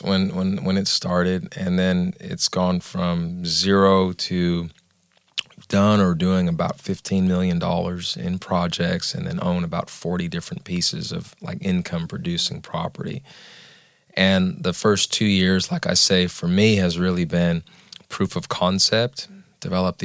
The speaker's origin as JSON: {"language": "English", "region": "Southern California", "country": "United States", "tie": "born or raised there", "moved": "yes", "lives_now": "Nashville, United States"}